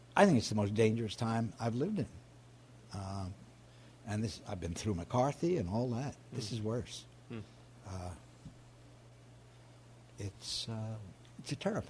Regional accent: New York, United States; I'm a New Yorker and I've spent my life here

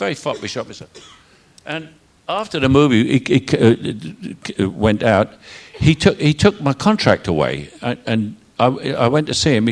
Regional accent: London, United Kingdom; accent: Cockney; I'm a Cockney gang member from bloody Elephant and Castle

